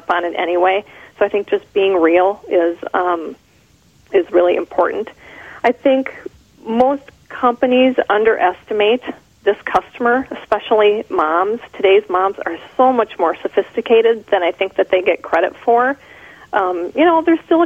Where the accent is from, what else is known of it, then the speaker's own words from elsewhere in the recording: Minnesota, United States; accent: Minnesotan; being in Minnesota, growing up in Minnesota, one of the fun things that they do is make fun of our Minnesotan accents